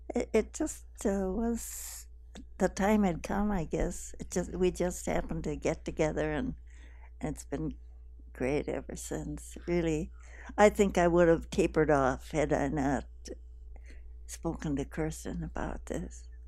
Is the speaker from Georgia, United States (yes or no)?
no; Wisconsin, United States; moved away as an adult; now in Davis, United States; I'm from the Midwest. I'm from Wisconsin